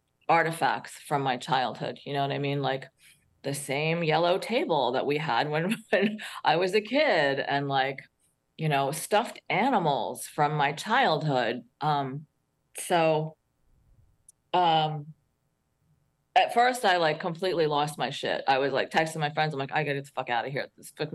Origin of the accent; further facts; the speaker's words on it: Queens, New York, United States; also born or lived in New Jersey / St. Croix; So New York, I was born in Queens, New York, New Jersey, focused around North Jersey.